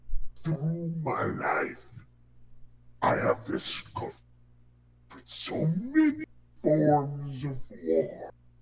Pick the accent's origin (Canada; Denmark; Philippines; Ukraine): Philippines; Race war. We're Filipino. We're kind of between